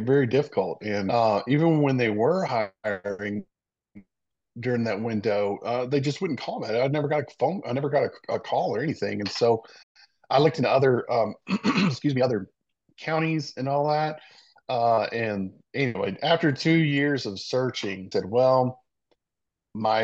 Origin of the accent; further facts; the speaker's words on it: Savannah, Georgia, United States; also born or lived in Meridian, Mississippi; I lived pretty much my old childhood here in Savannah, going to the beach